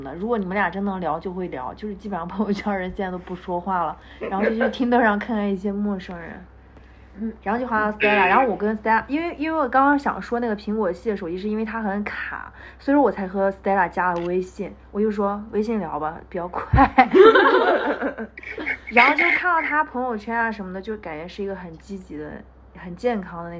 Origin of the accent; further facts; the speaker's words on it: Japan; 我每次跟他们说我来自日本